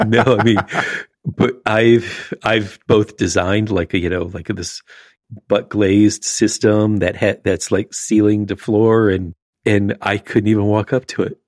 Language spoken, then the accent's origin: English; Florida, United States; as a kid growing up in Florida